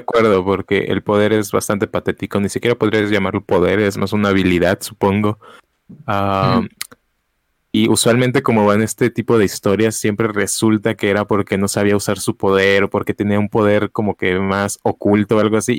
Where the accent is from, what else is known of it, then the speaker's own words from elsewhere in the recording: Mexico City, Mexico; moved away; yo sí crecí parte de mi, mi infancia en la Ciudad de México